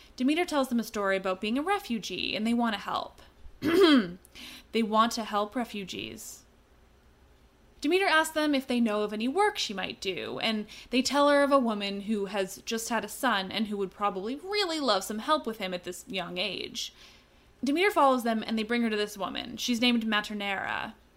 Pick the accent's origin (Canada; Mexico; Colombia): Canada; I'm Canadian